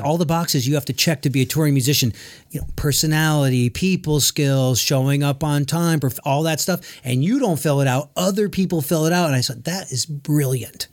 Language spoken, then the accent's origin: English; Connecticut, United States; now in Nashville, United States; We're both from Connecticut.